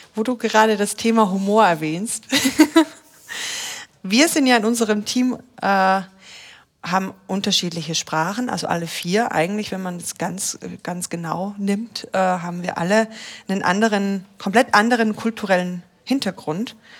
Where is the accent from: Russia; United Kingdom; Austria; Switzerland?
Austria; moved away as an adult; now in Germany; also ich bin ja aus Österreich zum Beispiel und wurde integriert jetzt hier in, in, in Deutschland.